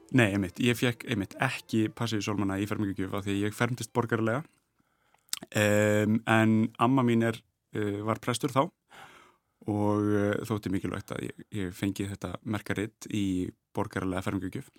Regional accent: Reykjavík, Capital Region, Iceland; ólst upp í Sælökaru í Brealdi

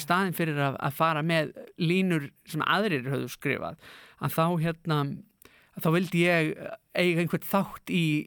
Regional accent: Akureyri, Northeastern Region, Iceland; Ég er akureyringur í húðahár.

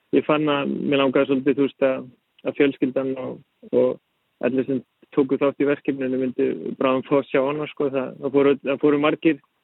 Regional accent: Iceland; moved away as an adult; also born or lived in Denmark; ég er íslenskur, ólst upp á Íslandi

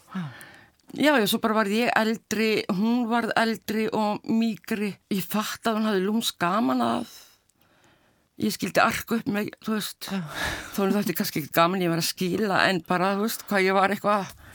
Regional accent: Keflavík, Southern Peninsula, Iceland; þar sem ég ólst upp í keflaði

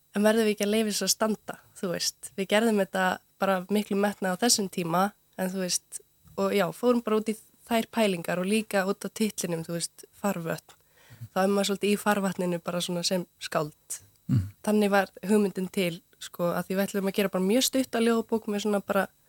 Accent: Unaós, Héraðsflói, Eastern Region, Iceland; now in Reykjavík, Iceland; ég er svolítið alveg upp uh, á Unási við Hjælasflóa um 50 km frá Eilstum en á Östurlandi

